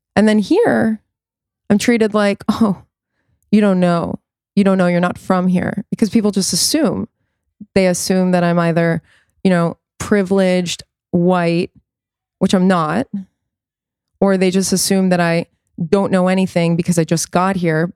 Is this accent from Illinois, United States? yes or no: no; New York City, New York, United States; growing up in the States